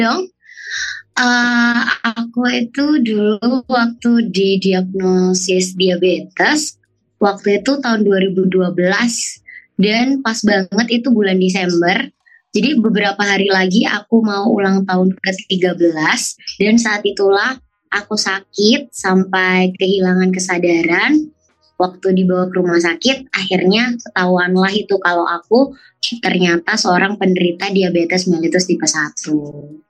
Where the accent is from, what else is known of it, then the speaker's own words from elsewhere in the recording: Surabaya, East Java, Indonesia; aku dari Kota Surabaya